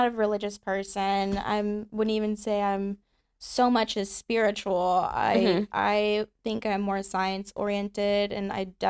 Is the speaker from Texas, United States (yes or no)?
yes; Houston, Texas, United States; also born or lived in Austin, Texas; raised in Houston. Mm-hmm. I live in Austin, Texas now.